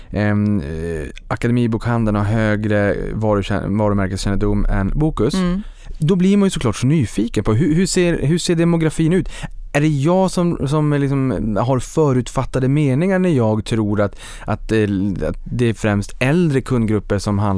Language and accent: Swedish; Boden, Norrbotten County, Sweden; Jag kommer från Boden.